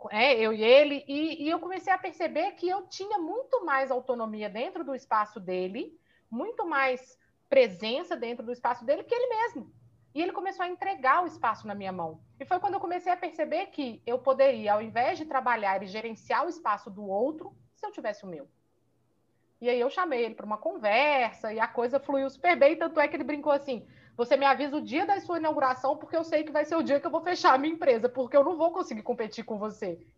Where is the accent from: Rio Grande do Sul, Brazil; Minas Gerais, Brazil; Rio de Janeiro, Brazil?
Minas Gerais, Brazil; eu sou fisioterapeuta, sou daqui de Minas.